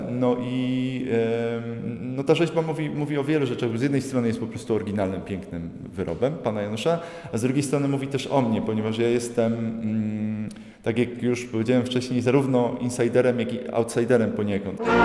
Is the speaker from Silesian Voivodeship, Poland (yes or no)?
yes; Radzionków, Silesian Voivodeship, Poland; pochodzę z Radzionkowa